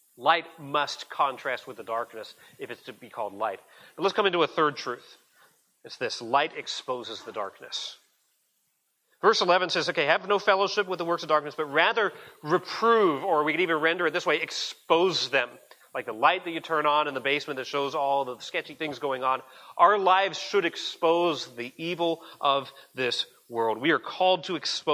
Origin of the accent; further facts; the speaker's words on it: United States; I'm an American citizen